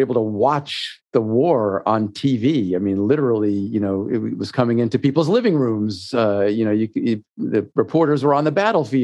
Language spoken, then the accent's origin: English; Natick, Massachusetts, United States; I grew up in Natick, Massachusetts